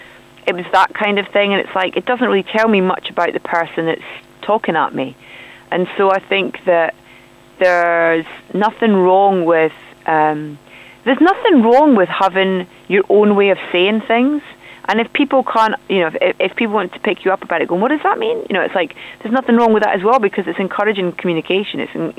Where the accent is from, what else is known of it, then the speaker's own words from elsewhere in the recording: Scotland, United Kingdom; moved away as an adult; now in London, United Kingdom; I moved to London quite a while ago. I've lived in London now longer than I did live in Scotland, but I hope that I've not lost my accent.